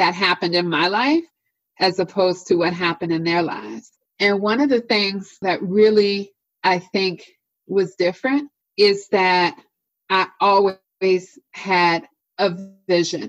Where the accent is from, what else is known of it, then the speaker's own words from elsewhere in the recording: Washington, District of Columbia, United States; moved away as an adult; now in Northern Virginia, United States; the neighborhood that I grew up in Washington, D.C.